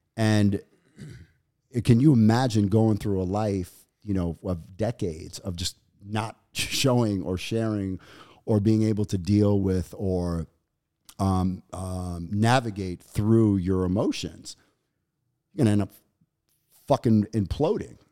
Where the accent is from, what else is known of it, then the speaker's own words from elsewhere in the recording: New York City, New York, United States; growing up in New York and, and Brooklyn, during the, the eighties and nineties